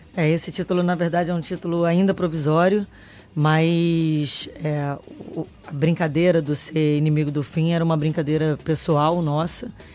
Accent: Brazil; enquanto brasileiro

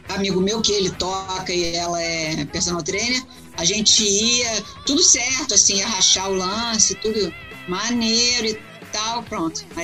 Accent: Brazil; O cara ficou tão comovido com o fato que eu vim do Brasil, cara, que ele, né, ele só escuta falar de Brasil, samba, mulata, futebol

